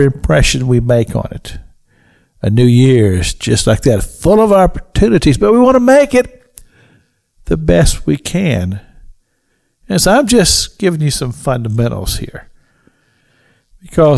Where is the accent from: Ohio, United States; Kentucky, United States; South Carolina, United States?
Kentucky, United States; moved away; I grew up in Kentucky, so I know all about snow